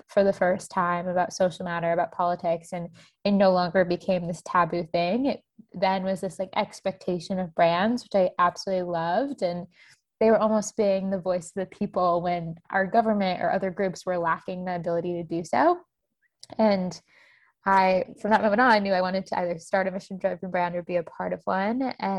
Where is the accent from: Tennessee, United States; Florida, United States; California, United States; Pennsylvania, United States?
Florida, United States; Tampa; moved away as an adult; also born or lived in Boston; I grew up in Tampa, Florida